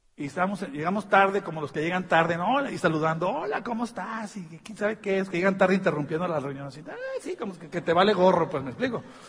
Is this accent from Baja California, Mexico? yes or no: yes; Tijuana, Baja California, Mexico; Pues somos de México